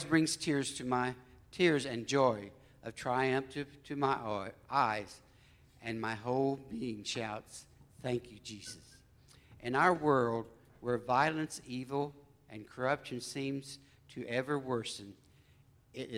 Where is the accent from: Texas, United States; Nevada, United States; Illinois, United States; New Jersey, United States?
Illinois, United States; Colderville; we grew up in Colderville, Illinois